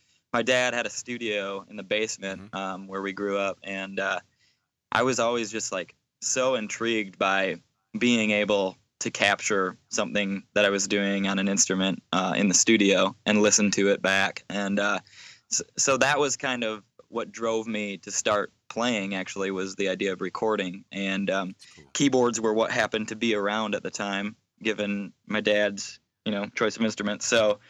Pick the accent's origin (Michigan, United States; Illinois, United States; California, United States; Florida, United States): Michigan, United States; where I'm from, it's kind of in the backwoods